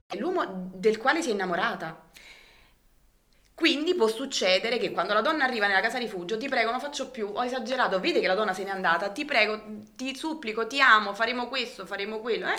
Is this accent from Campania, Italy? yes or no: yes; Alife, Campania, Italy; sono di Alife